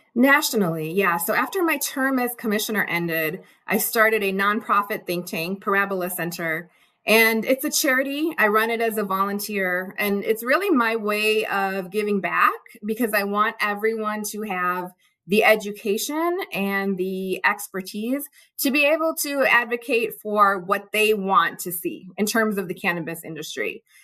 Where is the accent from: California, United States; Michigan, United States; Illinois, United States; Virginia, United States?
Illinois, United States; Chicago; I grew up in the Chicago area, um, child of immigrants